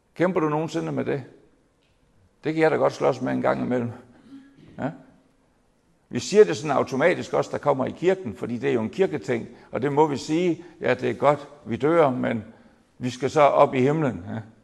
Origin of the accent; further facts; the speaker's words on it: Jutland, Denmark; kommer jeg så fra det lyse Jylland